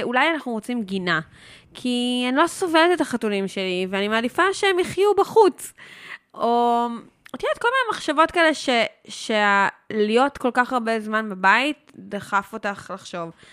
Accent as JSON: {"language": "Hebrew", "town": "Herzliya", "region": "Tel Aviv District", "country": "Israel", "tie": "born or raised there", "also_born_or_lived": "Jaffa", "moved": "as an adult", "lives_now": "Basel, Switzerland", "said": "אני נולדתי ברחוב יהודה הלוי בהרצליה"}